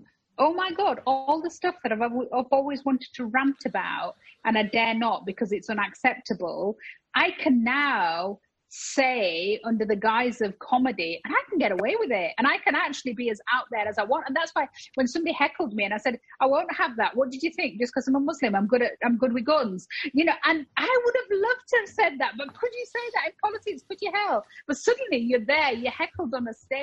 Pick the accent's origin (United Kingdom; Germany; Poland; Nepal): United Kingdom; I am proudly British